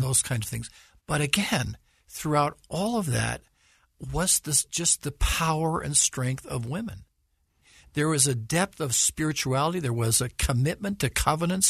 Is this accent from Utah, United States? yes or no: yes; Salt Lake City, Utah, United States; I was born and raised in Salt Lake, so I've lived here much of my life, although worked in other places.